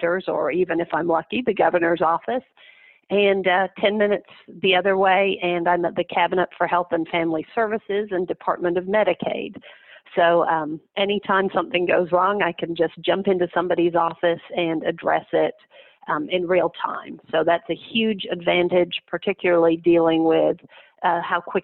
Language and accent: English; Kentucky, United States; I'm from Kentucky